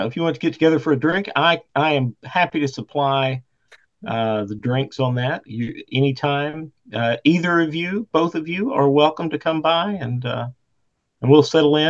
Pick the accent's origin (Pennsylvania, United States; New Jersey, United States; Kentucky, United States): Kentucky, United States; Eastern; also born or lived in Lexington, Kentucky; I'm from Eastern Kentucky, and we've got, you know, the whole mountain foothills, pretty scenery there.